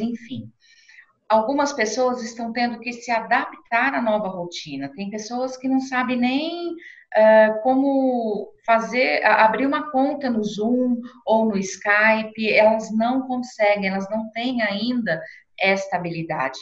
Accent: Brazil; nós, como brasileiros

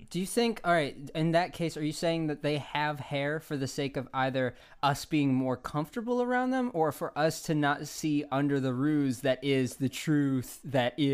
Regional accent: Italy; English is a second language; I'm from Italy. We got more hair, you know.

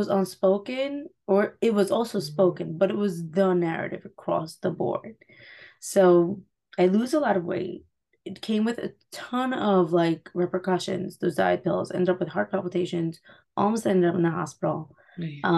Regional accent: Muncie, Indiana, United States; I grew up in Muncie. I live in Muncie now after getting married, moving to the city, and then moving back.

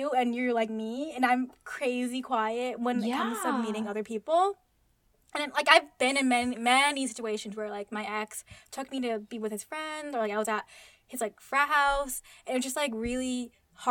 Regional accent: United States; I grew up in America

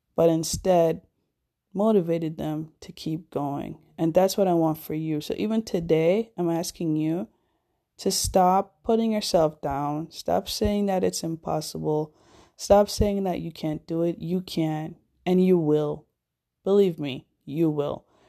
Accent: Jamaica; my hometown, Jamaica

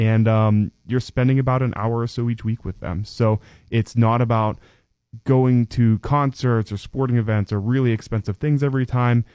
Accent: DuBois, Pennsylvania, United States; was born and raised in Du Bois

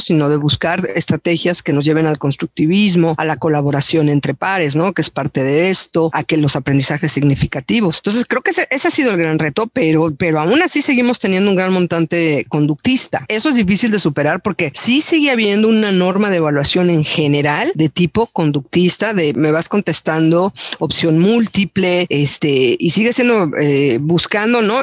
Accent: Mexico; como docentes mexicanos

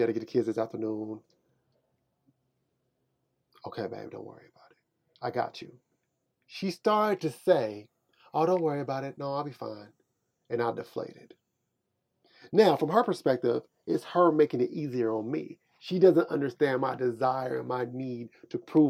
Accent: Kansas City, Missouri, United States; I'm from Kansas City, Missouri.

